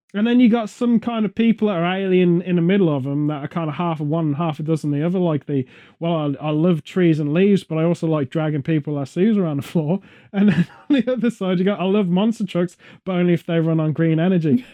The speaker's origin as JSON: {"language": "English", "town": "Stratford-upon-Avon", "region": "West Midlands", "country": "United Kingdom", "tie": "born or raised there", "said": "Stratford upon Avon, my hometown nearby"}